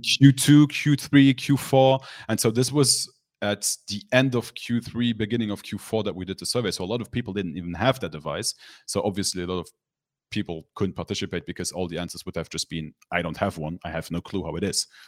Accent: Luxembourg; my hometown, I live in Luxembourg, so a lot of people in my hometown, which is a small country

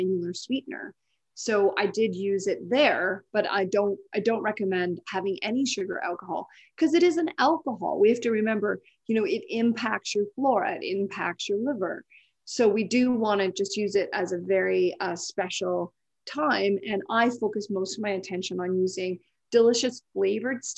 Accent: Canada; we're both Canadian

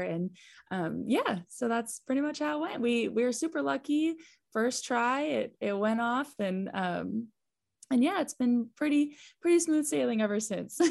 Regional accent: Texas, United States; we are from Texas

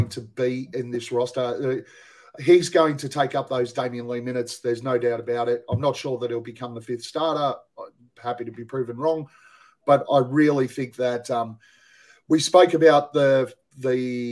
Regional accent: Australia; we're Australian

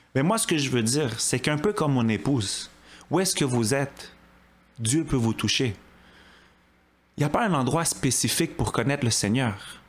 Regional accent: Montreal, Quebec, Canada; j'ai grandi à Côte-des-Neiges.

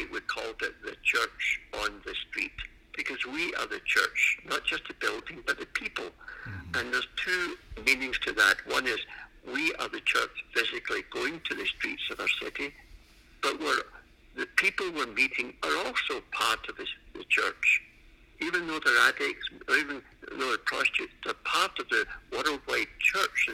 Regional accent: Glasgow, Scotland, United Kingdom; moved away as an adult; now in Canada; I was born in Scotland and in the city of Glasgow many years ago, we could say. And in 1971, I came to Canada. And I was at university in Glasgow

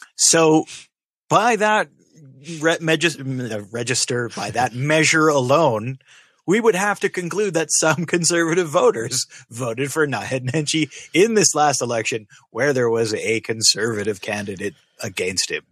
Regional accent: Canada; being Canadian

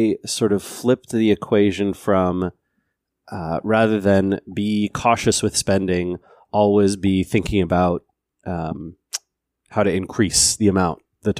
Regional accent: Seattle, Washington, United States; So I grew up here in the Seattle area, but in a very rural part, way out in unincorporated King County, kind of in the forest.

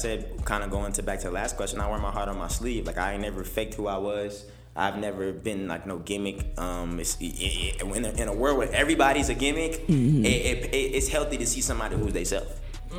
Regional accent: United Kingdom; I let people know that I'm really not American, I'm really British, and I learned my accent to do music

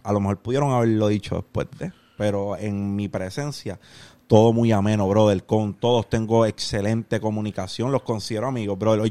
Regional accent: Carolina, Puerto Rico; also born or lived in Canóvanas, Puerto Rico; yo me crié 12 años de mi vida en Parque Ecuestre, Carolina, y en el barrio San Isidro de Canóvana

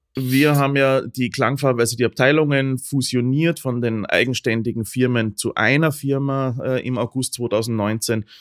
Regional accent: Upper Austria, Austria; now in Vienna, Austria; ich komme aus Oberösterreich mhm. grundsätzlich und äh, schon immer

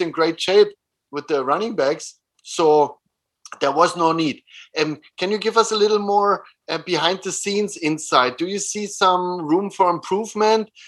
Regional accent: Germany; moved away as an adult; also born or lived in Innsbruck, Austria; now in Vienna, Austria; I was born next to Berlin, so I know the environment.

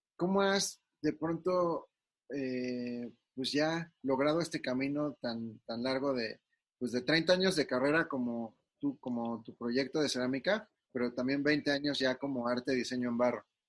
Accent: Mexico; nosotros como mexicanos

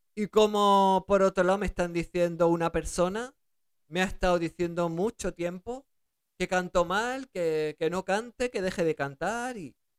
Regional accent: Spain; also born or lived in Germany; Ellos me dejaron en España para ellos poder seguir trabajando en Alemania mientras yo eh, empezaba a hablar el español correctamente y, y, adaptarme, porque yo nací en Alemania, y entonces adaptarme a, España

